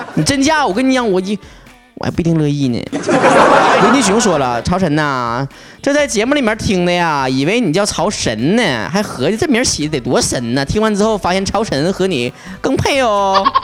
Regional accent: Northeast China, China; accent: Northeastern Mandarin; 以后就世界通用语言就是我们东北话

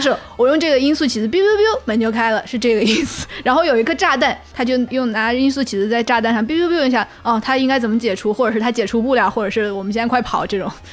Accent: China; 我们中国人说大象无形

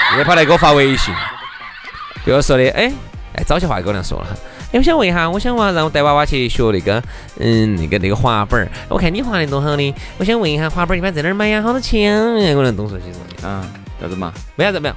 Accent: Chengdu, Sichuan, China; accent: Chengdu dialect; 按我们成都话说就叫苍蝇儿耍马眼儿

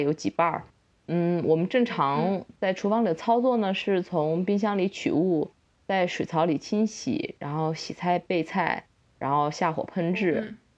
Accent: China; 我们嗯中国人的生活习惯

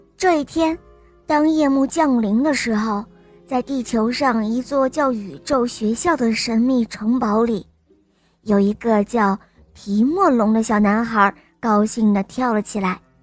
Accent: Shanghai, China; 我五岁了，我来自上海

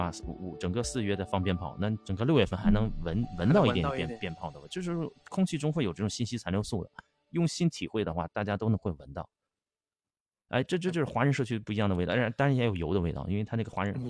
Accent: China; 其实我们中国人过去也就这样，他们就是我们，我们就是他们，没有区别。

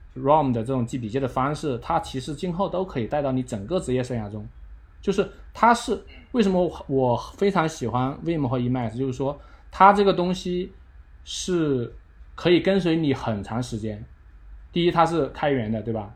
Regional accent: China; 我们中国人这种惊世勿用的这种，这种理念

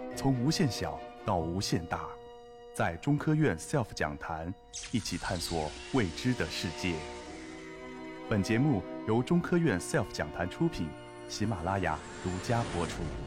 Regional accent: Guangzhou, Guangdong, China; 那个时候我是住在我们广州的北京路

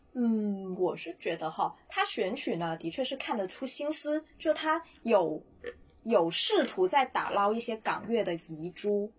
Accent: Guangdong, China; 作为一个广东人，从小听香港歌曲，或者说粤语歌曲长大的人

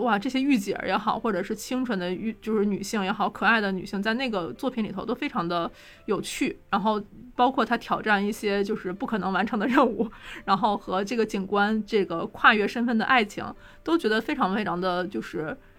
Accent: Northeast China, China; 作为一个东北人

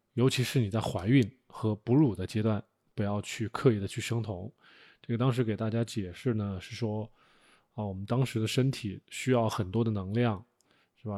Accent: China; 我们作为中国人 吃惯了五谷杂粮

